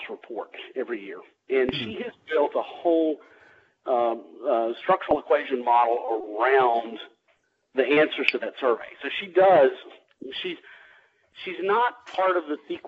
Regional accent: Louisiana, United States; now in Atlanta, United States; I'm originally from Louisiana

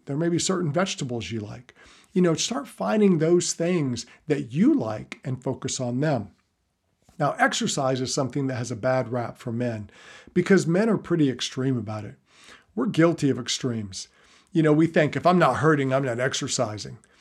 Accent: the South, United States; I'm from the South

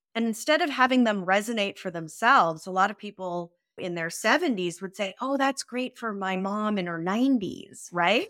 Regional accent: San Francisco, California, United States; I grew up in San Francisco in the eighties

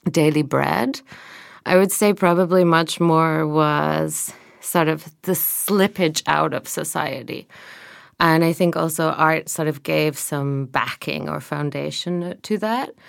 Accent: Glasgow, Scotland, United Kingdom; moved away as an adult; now in Berlin, Germany; I moved to Berlin when I was 21 from Glasgow.

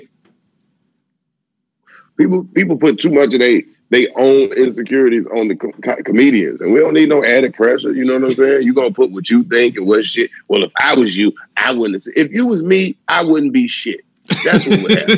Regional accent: the South, United States; I'm from the South.

